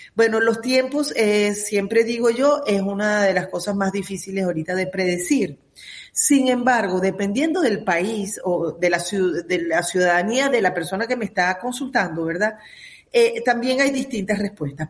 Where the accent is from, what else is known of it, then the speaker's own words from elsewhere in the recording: Venezuela; now in United States; como comunidad venezolana